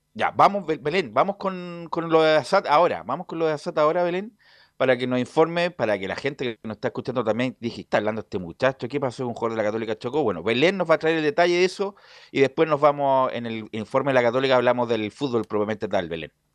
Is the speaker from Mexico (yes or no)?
no; Chile; como chilenos que somos